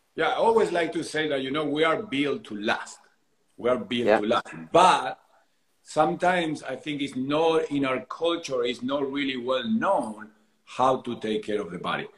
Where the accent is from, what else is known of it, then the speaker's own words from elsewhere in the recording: Argentina; moved away as an adult; now in San Diego, United States; I am originally from Argentina, but I left Argentina my early 20s